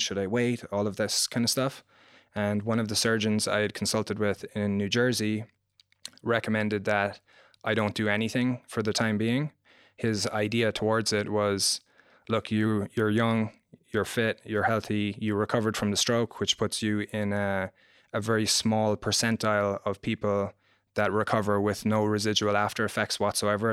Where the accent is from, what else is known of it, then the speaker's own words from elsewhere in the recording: Ireland; moved away; I grew up in Ireland.